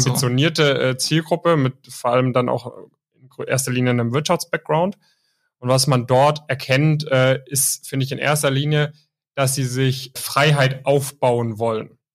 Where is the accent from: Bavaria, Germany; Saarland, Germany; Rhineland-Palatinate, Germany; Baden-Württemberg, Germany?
Baden-Württemberg, Germany; near Stuttgart; Ich komme auch aus der Nähe von Stuttgart